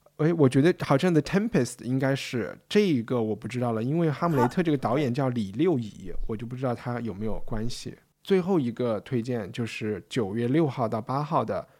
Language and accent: Chinese; China; 我是从中国来的